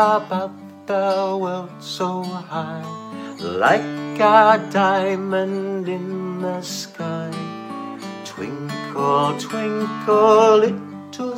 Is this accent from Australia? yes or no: yes; Australia; I'm an Australian children's singer and songwriter